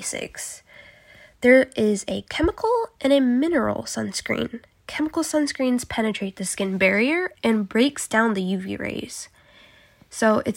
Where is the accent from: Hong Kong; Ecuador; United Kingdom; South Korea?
South Korea; moved away; growing up in South Korea.